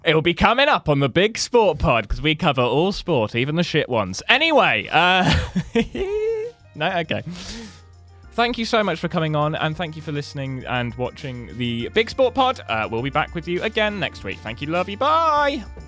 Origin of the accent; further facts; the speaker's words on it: Somerset, South West England, United Kingdom; I'm from Somerset, so we, we have, like, four schools